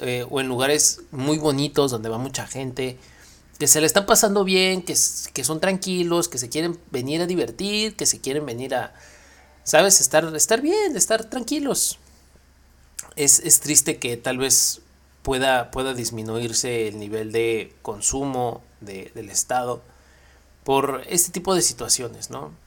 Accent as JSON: {"language": "Spanish", "country": "Mexico", "said": "siendo mexicano"}